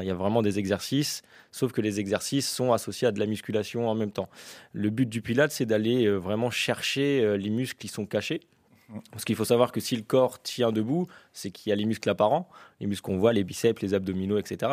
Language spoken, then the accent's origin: French; L'Aigle, Normandy, France; je suis originaire de l'Aigle, hein, depuis tout petit, je suis né ici